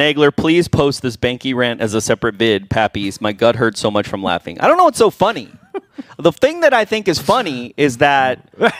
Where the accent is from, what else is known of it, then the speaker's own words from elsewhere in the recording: Green Bay, Wisconsin, United States; moved away; also born or lived in New York City; I was born in Green Bay